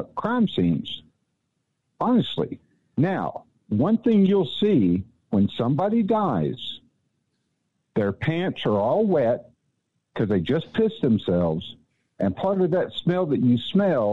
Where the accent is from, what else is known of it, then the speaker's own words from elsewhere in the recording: Ennis, Texas, United States; moved away; I'm originally from Ennis, Texas, just south of Dallas, and I grew up there, graduated there and everything